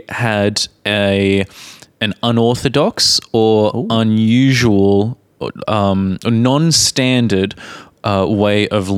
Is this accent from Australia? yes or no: yes; Australia; accent: Australian; They can never tell that I'm Australian because my Australian accent is not obvious enough.